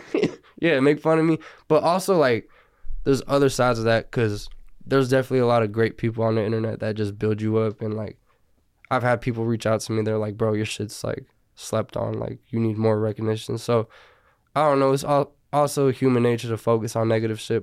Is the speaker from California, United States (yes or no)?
yes; Burbank, California, United States; also born or lived in Sylmar, Los Angeles; now in Northridge, Los Angeles, United States; I was born in Selmar, but I didn't live there. And I grew up in Burbank